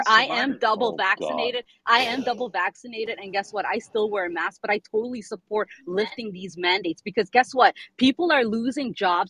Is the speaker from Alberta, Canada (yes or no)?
yes; Alberta, Canada; I am Canadian, and I'm in Alberta